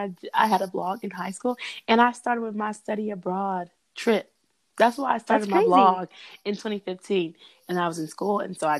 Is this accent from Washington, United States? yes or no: yes; Tacoma, Washington, United States; born there; I was born in Tacoma, Washington. So I have love for the West Coast, you know.